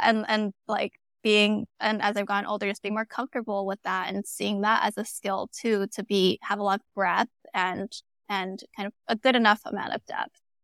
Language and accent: English; Arcadia, California, United States; I was in Arcadia, California, it's in the L A area